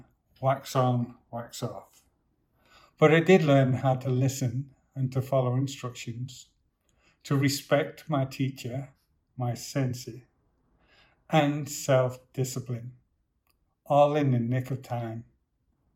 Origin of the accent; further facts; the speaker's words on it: Manchester, North West England, United Kingdom; I was born in Manchester in the northwest of England to low-income parents, then raised in the biggest city council estate in the UK.